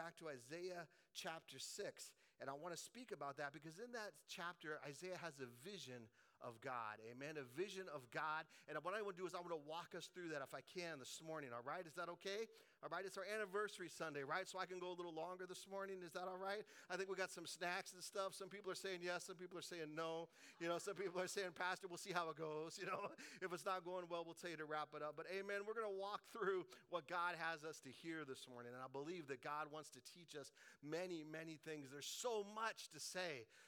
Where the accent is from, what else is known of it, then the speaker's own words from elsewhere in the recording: Colorado, United States; I grew up in Colorado